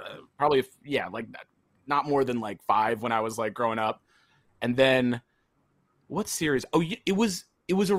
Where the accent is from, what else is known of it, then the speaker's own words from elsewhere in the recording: Lancaster, Pennsylvania, United States; I grew up in Lancaster, Pennsylvania